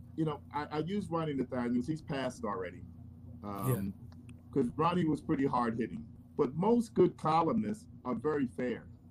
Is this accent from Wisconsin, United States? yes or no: no; Philadelphia, Pennsylvania, United States; I grew up in Philadelphia. I went to college there